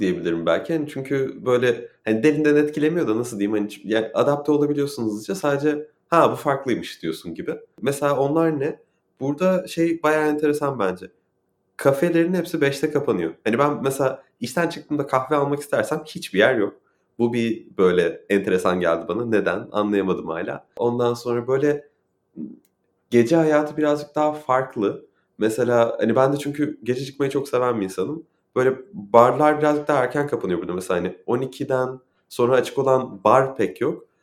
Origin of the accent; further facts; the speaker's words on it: Turkey; moved away as an adult; now in San Francisco, United States; doğduğum yer burası ondan sonra hani yüzüne alıştığım insanlar burası